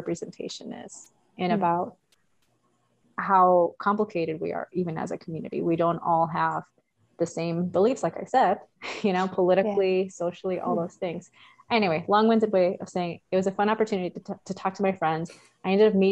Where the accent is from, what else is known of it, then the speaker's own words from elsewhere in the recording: Cicero, Illinois, United States; I grew up in Chicago. I grew up in Cicero, and it's a little town like next to it. You could throw a rock and you're in Chicago